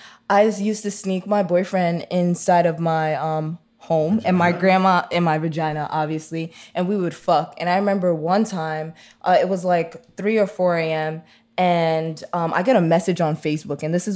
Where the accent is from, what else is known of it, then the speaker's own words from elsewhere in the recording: Jamaica; And by the way, I'm Jamaican, so all